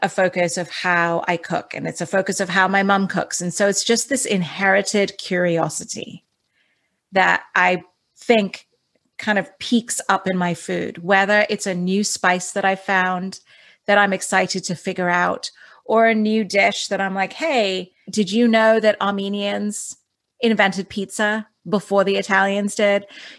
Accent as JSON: {"language": "English", "region": "Dubai", "country": "United Arab Emirates", "tie": "born or raised there", "said": "that was the thing also about growing up in Dubai, is that it's such a cosmopolitan city."}